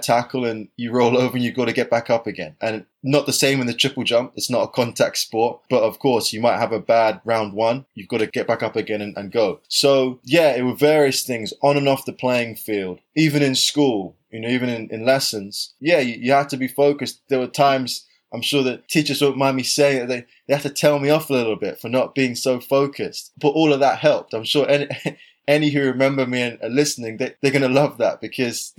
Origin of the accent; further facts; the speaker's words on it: London, United Kingdom; where I grew up in South London, I wasn't the fastest or the springiest kid in the neighborhood.